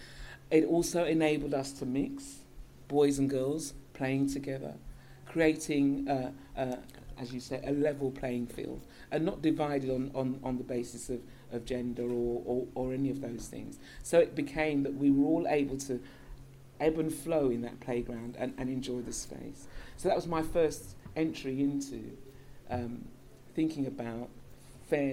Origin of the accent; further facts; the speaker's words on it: London, United Kingdom; As a little girl growing up in North London, N-O-R-F, the correct side of London, from London, you'll understand the reference. I grew up not too far from here